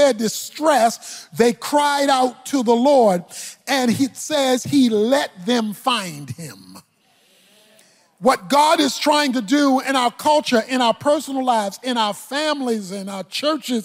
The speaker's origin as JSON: {"language": "English", "town": "Baltimore", "region": "Maryland", "country": "United States", "said": "So I'm from Baltimore"}